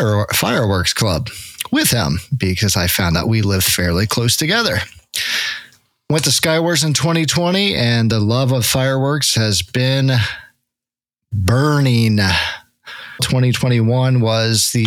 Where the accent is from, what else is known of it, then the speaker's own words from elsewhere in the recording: Cincinnati, Ohio, United States; I'm from Cincinnati, Ohio, where it's finally legal to shoot fireworks